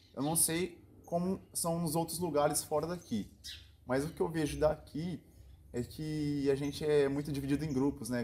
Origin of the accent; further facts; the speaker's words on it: Piguá, São Paulo, Brazil; eu sou natural aqui de Piguá, é interior de São Paulo.